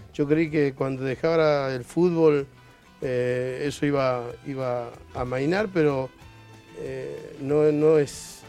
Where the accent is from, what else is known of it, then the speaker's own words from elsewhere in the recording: Argentina; moved away as an adult; now in Cuba; me parece que soy un extraño dentro de, mi país